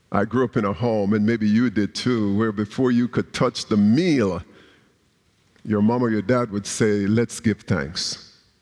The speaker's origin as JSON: {"language": "English", "country": "Jamaica", "tie": "born or raised there", "moved": "yes", "said": "a young Christian growing up in Jamaica"}